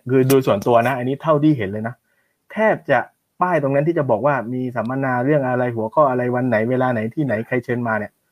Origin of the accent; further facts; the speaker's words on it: Thailand; moved away as an adult; also born or lived in India; ด้วยความที่เออมาจากเมืองไทยแล้วก็เราก็ไปเนาะเรียนภาษาไทยมาตลอด